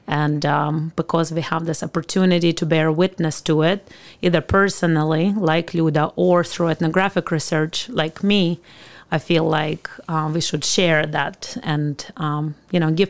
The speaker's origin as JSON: {"language": "English", "town": "Khmelnytskyi", "region": "Khmelnytskyi Oblast", "country": "Ukraine", "tie": "born or raised there", "second_language": "English", "moved": "as an adult", "lives_now": "United States", "said": "it's the western part of Ukraine."}